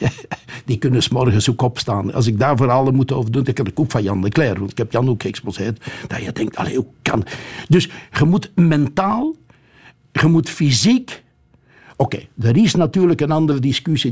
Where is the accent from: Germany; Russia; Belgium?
Belgium; Flemish Brabant; now in Antwerp, Belgium; als Brabander